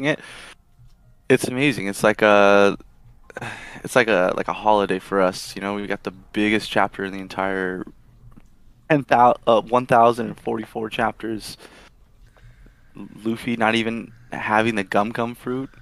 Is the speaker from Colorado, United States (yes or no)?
no; Los Angeles, California, United States; I'm from Los Angeles